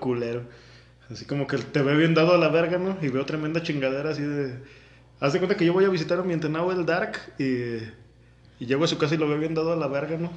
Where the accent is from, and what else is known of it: Mexico